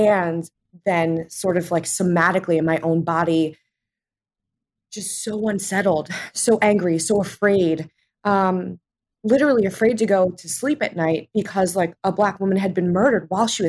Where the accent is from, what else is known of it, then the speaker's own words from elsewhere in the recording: New Jersey, United States; I grew up in New Jersey.